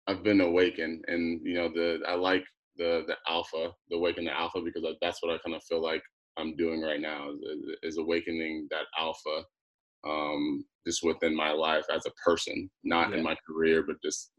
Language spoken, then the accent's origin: English; Phoenix, Arizona, United States; also born or lived in Las Vegas / Texas / California / Alaska; Obviously, I was born in Vegas, so I lived in Vegas. and then, Arizona. So I've just been all over. And then growing up, I went to, a little bit of junior high school, in high school in Phoenix, Arizona.